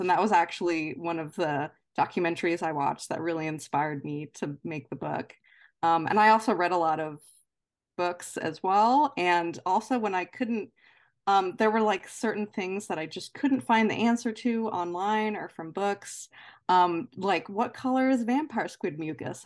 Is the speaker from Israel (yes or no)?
no; near Baltimore, Maryland, United States; as a kid, I grew up kind of near Baltimore